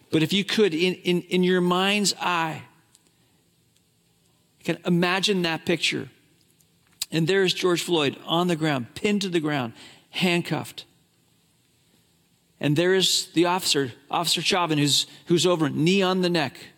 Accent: Hong Kong; I grew up in China grew up in Hong Kong.

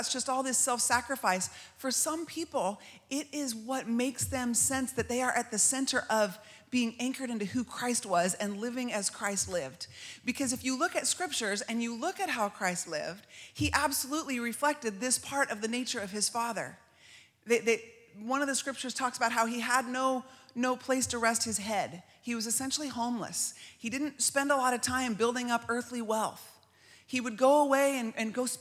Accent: United States; As American women

